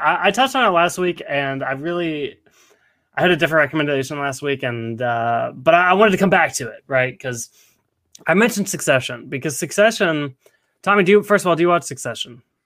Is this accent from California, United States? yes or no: no; Nashville, Tennessee, United States; I was born and raised in Nashville, Tennessee